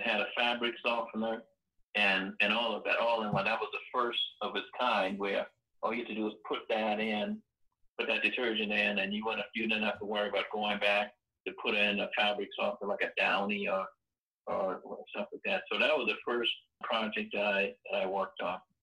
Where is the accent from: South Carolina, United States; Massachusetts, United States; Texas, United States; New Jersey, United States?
South Carolina, United States; Johns Island; originally I'm from Johns Island, South Carolina. That's Johns Island is on the outskirts of Charleston, South Carolina. So I, I we grew up poor